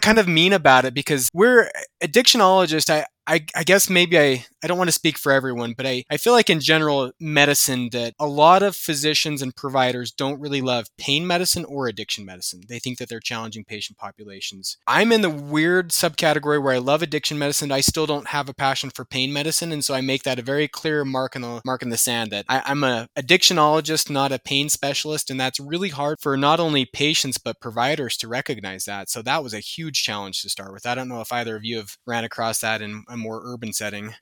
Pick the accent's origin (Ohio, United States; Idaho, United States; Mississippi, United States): Idaho, United States; Idaho Falls; moved away as an adult; also born or lived in Washington / Minnesota / Utah; now in Helena, United States; I grew up in Idaho Falls, Idaho